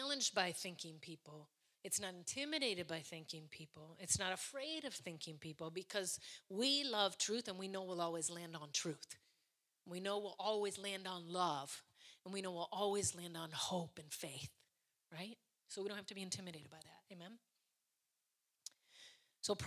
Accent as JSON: {"language": "English", "country": "United States", "said": "I'm from America"}